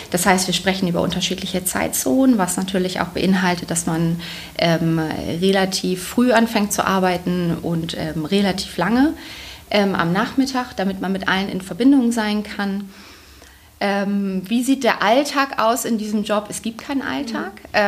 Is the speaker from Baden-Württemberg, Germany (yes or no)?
no; Bremen, Germany; also ursprünglich bin ich Bremerin, deswegen hat man das zum gewissen Teil schon im Blut